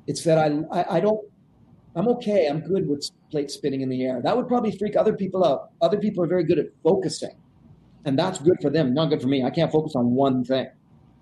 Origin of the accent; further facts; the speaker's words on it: Canada; I'm Canadian